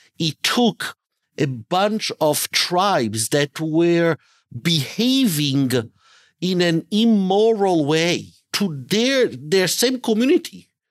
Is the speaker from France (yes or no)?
no; Italy; moved away; also born or lived in Israel; I was born and raised in Italy, in Europe.